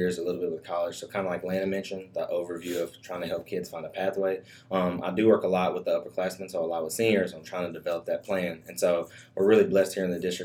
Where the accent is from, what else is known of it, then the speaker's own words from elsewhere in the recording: Anniston, Alabama, United States; moved away as an adult; now in Huntsville, United States; I'm originally from Anniston, Alabama